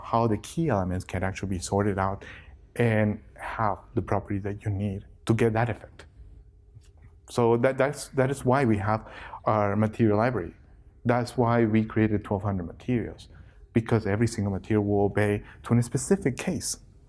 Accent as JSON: {"language": "English", "country": "Ecuador", "moved": "yes", "said": "I work at Miniwiz. I'm from Ecuador originally."}